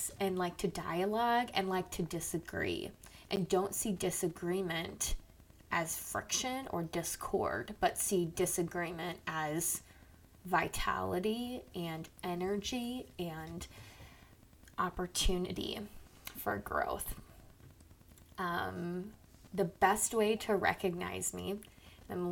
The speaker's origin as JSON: {"language": "English", "town": "Owatonna", "region": "Minnesota", "country": "United States", "tie": "born or raised there", "moved": "yes", "lives_now": "Omaha, United States", "said": "I was born in Owatonna, Minnesota. I currently reside in Omaha, Nebraska."}